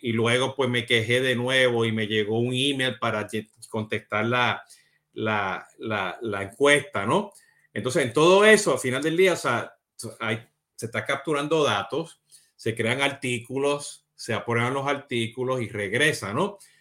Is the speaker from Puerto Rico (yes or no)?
yes; Puerto Rico; como buen boricua puertorriqueño